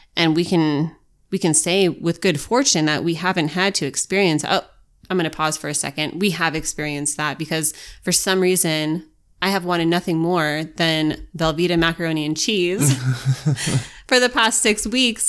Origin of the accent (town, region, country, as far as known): United States